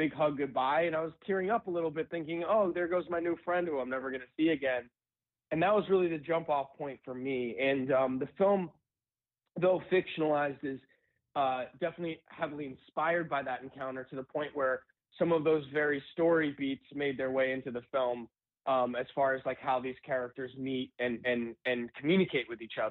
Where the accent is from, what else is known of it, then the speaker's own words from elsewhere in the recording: New York City, New York, United States; moved away as an adult; now in Los Angeles, United States; I actually grew up in New York City. I was there pretty much my whole life other than coming here about 9 years ago.